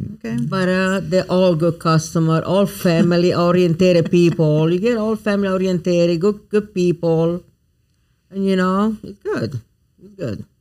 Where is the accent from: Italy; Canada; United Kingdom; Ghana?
Italy; moved away as an adult; now in Baton Rouge, United States; growing up in Italy was just then get married very young, move here, I have two beautiful kids